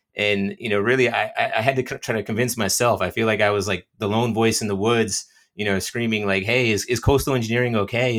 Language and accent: English; New Jersey, United States; also born or lived in Australia; I was born and raised in New Jersey, so I've lived in New Jersey